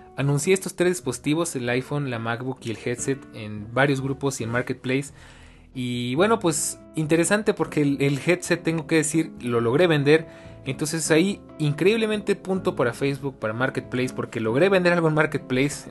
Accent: Mexico; como buen latino y como buen mexicano

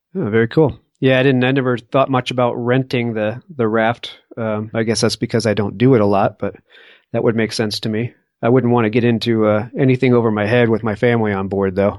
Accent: East Coast, United States; moved away; I grew up on the East Coast, and I just all I remember is uh, the darn rock walls everywhere, and having to build the rock walls as a kid

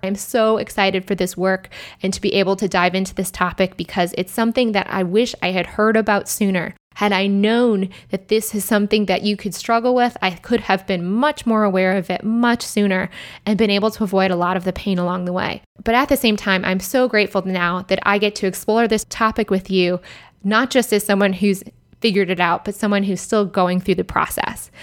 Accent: Michigan, United States; moved away as an adult; also born or lived in Ann Arbor, Michigan / Chicago, Illinois; now in Austin, United States; I grew up in Michigan

